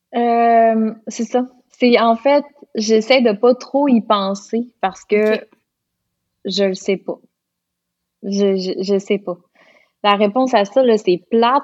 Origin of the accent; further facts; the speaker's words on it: Lac Saint-Jean, Quebec, Canada; accent: Lac Saint-Jean; j'ai bien retrouvé mon accent du lac Saint-Jean